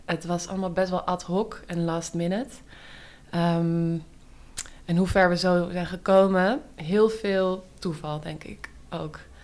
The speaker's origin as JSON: {"language": "Dutch", "town": "Amsterdam", "region": "North Holland", "country": "Netherlands", "tie": "born or raised there", "said": "ik kom uit Amsterdam. Ik ben hier opgegroeid. Ehm, in Oud-West."}